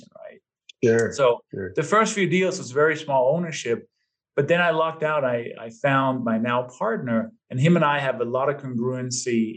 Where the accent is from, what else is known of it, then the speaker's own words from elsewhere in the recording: Denmark; moved away as an adult; also born or lived in London, England; now in United States; given my name and my maybe slight accent, I was born and raised in Denmark. Lived there until my early 20s and then moved to London, England, I think in 93